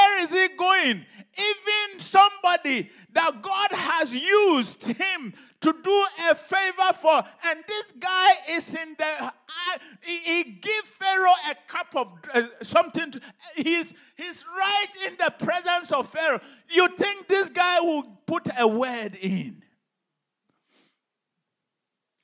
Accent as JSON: {"language": "English", "country": "Ghana", "tie": "born or raised there", "said": "when I was growing up in Ghana"}